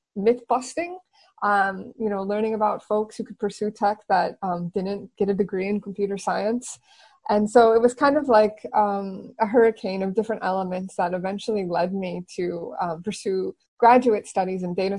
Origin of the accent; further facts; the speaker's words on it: San Francisco Bay Area, California, United States; moved away as an adult; also born or lived in Silicon Valley; now in Barcelona, Spain; I'm originally from the San Francisco Bay Area, born and raised.